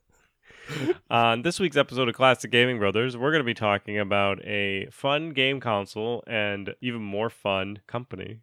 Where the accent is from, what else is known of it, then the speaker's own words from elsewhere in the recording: Connecticut, United States; accent: Connecticut; moved away; Zach and I used to both live in Connecticut